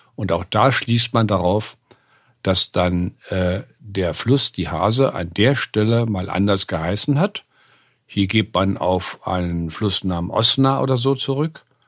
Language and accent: German; West Germany, Germany; moved away as an adult; also born or lived in Leipzig; als Wessi